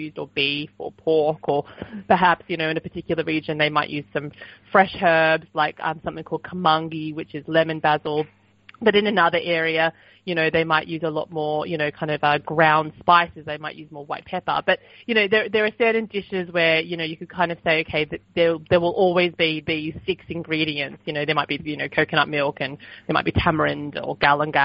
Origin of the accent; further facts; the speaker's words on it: Sydney, New South Wales, Australia; I was a little girl growing up in Sydney